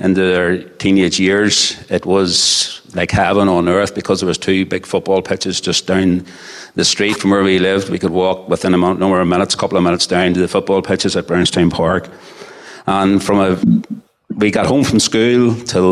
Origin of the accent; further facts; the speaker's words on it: Portadown, Northern Ireland, United Kingdom; I was born and bred in Portadown